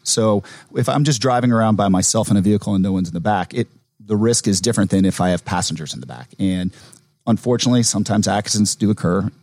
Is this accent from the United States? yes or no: yes; Atlanta, Georgia, United States; growing up in Atlanta is this is uh, my home